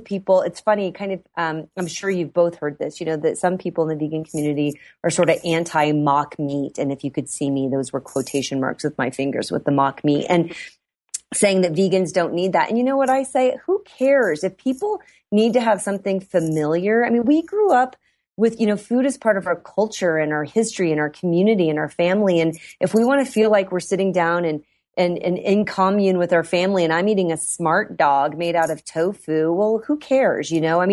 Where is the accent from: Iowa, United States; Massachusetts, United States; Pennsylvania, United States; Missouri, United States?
Iowa, United States; I grew up in Iowa.